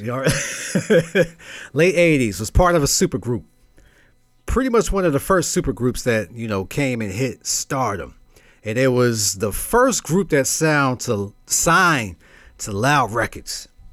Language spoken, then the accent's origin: English; New York City, New York, United States; I'm from Brooklyn